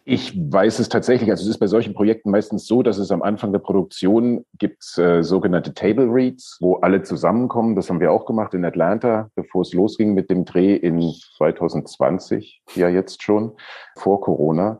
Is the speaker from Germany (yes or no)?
yes; Germany; ich bin ja im, in der DDR aufgewachsen.